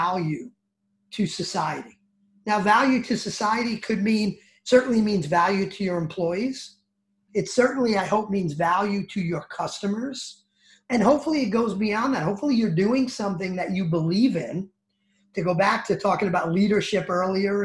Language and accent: English; New Jersey, United States; accent: New Jersey; my New Jersey accent